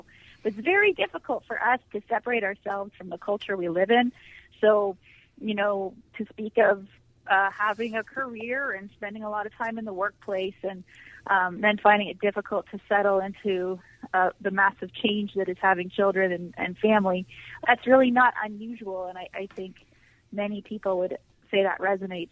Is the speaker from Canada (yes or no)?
yes; Toronto, Ontario, Canada; moved away as an adult; I grew up in Toronto, a very huge, large city in Canada